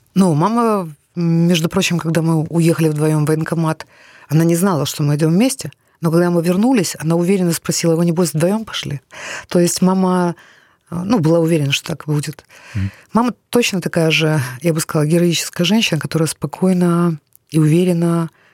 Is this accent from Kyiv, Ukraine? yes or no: yes; Kyiv, Ukraine; first language Russian; я киевлянка, украинка. Я ходила в Украину в украинскую школу